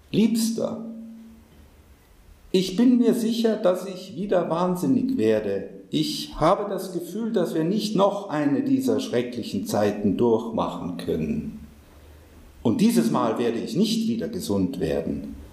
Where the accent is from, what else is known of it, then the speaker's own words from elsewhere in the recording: India; als Inder bin ich doch